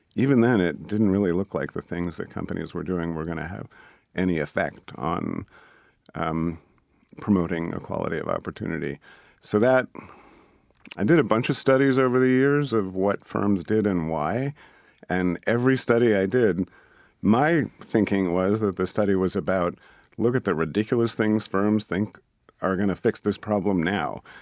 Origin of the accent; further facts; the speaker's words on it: Boston, Massachusetts, United States; I grew up here in Boston in the suburb